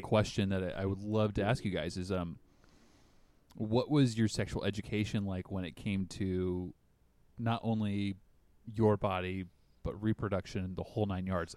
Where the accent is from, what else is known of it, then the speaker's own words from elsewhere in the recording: the South, United States; accent: Southern; now in Washington, United States; I still slur like I'm from the South